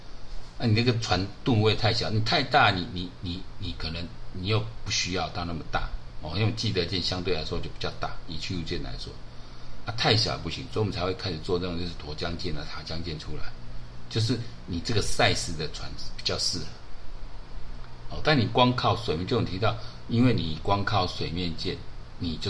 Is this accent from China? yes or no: no; Taiwan; 你选举出来是害我们台湾人转播啊！